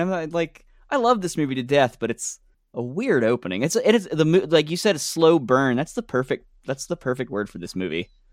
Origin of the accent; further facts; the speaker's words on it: Alabama, United States; I grew up in Alabama